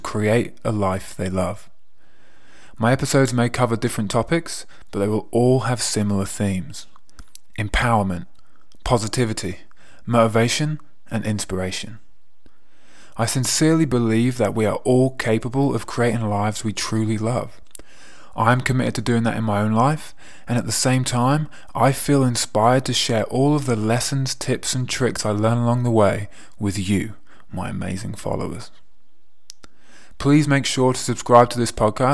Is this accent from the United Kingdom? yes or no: yes; England, United Kingdom; moved away as an adult; also born or lived in America / Canada / Scotland / Australia; now in Milan, Italy; If you haven't already guessed from my accent, I am from England.